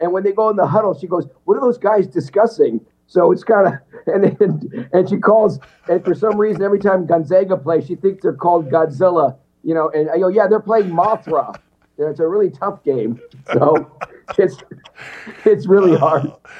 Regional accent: Wisconsin, United States; moved away as an adult; also born or lived in California; I'm a guy just from Wisconsin. I got six siblings, and my parents both have passed away.

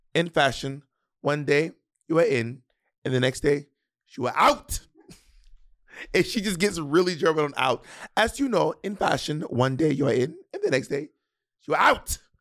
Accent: the South, United States; accent: Southern; I'm from the South

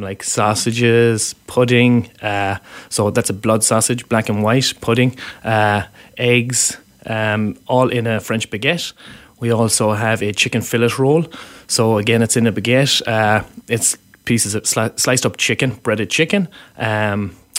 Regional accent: Galway, Connacht, Ireland; now in Vancouver, Canada; I'm from Galway, so which is on the West Coast

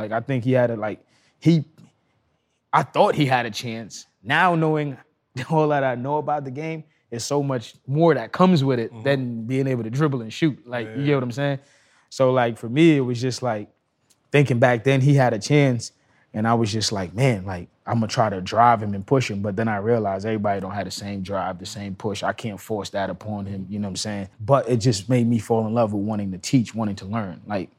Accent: Trinidad & Tobago; also born or lived in Brooklyn, New York; now in California, United States; I was born and raised in Trinidad, first and foremost. I came here

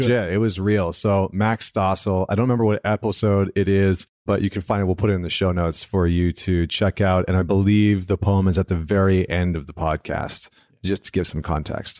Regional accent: central Alberta, Canada; I grew up in Alberta, central Alberta, which is, like, the Texas of Canada

